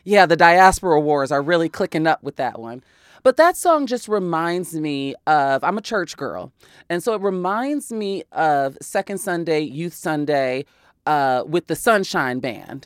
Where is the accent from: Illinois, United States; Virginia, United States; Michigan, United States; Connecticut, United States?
Illinois, United States; Chicago; I'm from Chicago